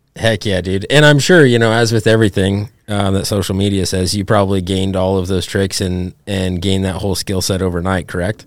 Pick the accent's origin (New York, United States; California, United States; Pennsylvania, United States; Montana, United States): Montana, United States; Ovando; now in Oregon, United States; I grew up in Ovando